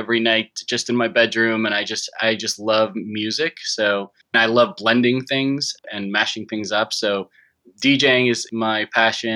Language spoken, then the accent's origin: English; Chicago, Illinois, United States; first language Japanese; English is a second language; moved away as an adult; also born or lived in Washington, D.C. / Los Angeles; I grew up in Chicago, Illinois, in the not so greatest neighborhood of, it was called West Rogers Park.